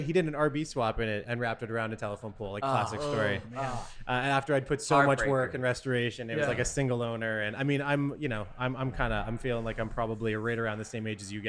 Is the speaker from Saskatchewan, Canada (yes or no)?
no; Southern Ontario, Canada; I grew up in Southern Ontario